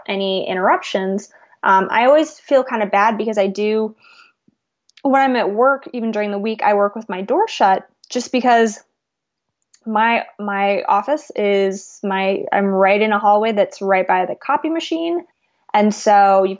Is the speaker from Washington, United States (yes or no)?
no; California, United States; now in Missouri, United States; I grew up in California